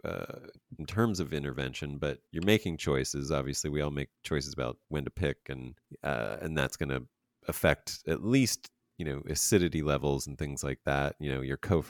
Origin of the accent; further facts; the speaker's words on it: Pennsylvania, United States; I'm from Pennsylvania.